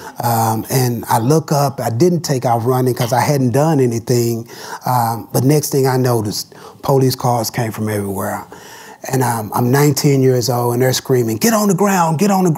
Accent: Dallas, Texas, United States; As a young man growing up in Dallas, Texas

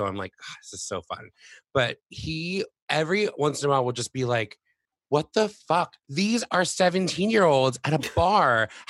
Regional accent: South Florida, United States; moved away; I'm originally from South Florida

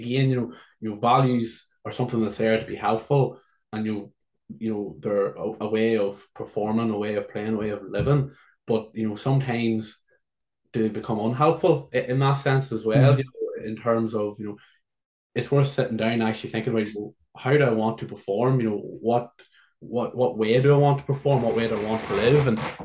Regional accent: Ireland; I come from Ireland to play Gaelic football

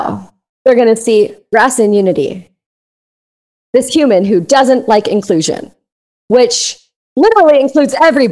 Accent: Canada; I love being Canadian.

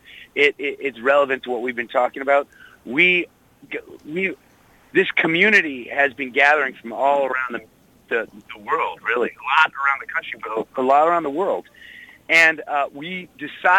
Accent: Boston, Massachusetts, United States; every time I play in Boston, it's like one of my highlights because I just like being in my hometown.

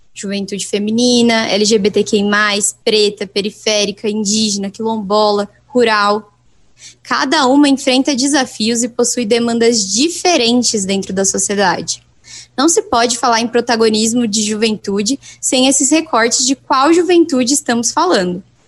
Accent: Brazil; eu sou do Brasil

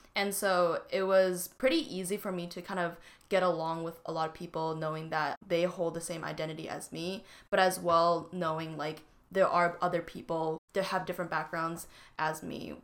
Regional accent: Vancouver, British Columbia, Canada; moved away as an adult; now in Seattle, United States; I grew up in Vancouver, B C

